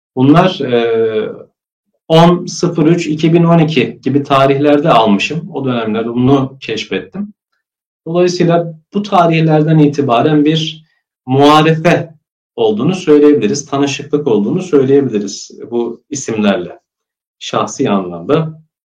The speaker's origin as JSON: {"language": "Turkish", "region": "Kayseri Province", "country": "Turkey", "tie": "born or raised there", "also_born_or_lived": "Germany / Trabzon", "moved": "as an adult", "said": "Kayseri'ye, e, memleketimiz Kayseri'ye yerleşiyoruz. İlkokul, ortaokul, e, lise eğitimimi ve üniversite, lisans eğitimimi de Kayseri'de alıyorum."}